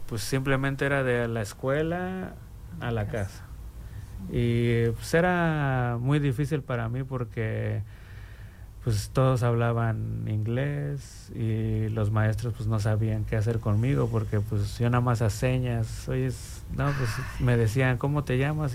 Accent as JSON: {"language": "Spanish", "region": "Mexico City", "country": "Mexico", "moved": "yes", "lives_now": "Bloomington, United States", "said": "yo soy originario de la Ciudad de México"}